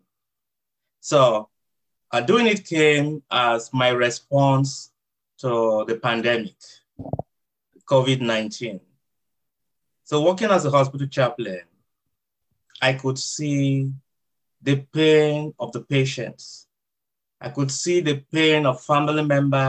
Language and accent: English; Nigeria; first language Idoma; also born or lived in San Diego, United States; now in Chula Vista, United States; I'm from Nigeria.